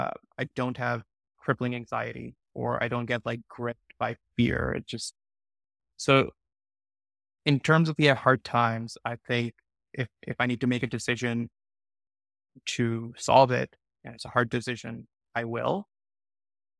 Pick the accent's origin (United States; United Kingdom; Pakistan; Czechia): Pakistan; moved away; I grew up in Pakistan